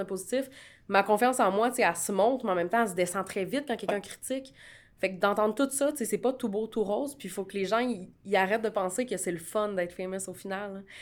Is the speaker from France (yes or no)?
no; Canada; je suis canadienne